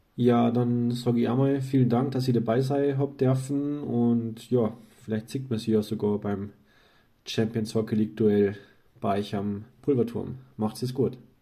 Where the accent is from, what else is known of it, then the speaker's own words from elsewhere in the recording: Landshut, Bavaria, Germany; now in Austria; als gebürtiger Niederbayer, ich stamme ja eigentlich aus Landshut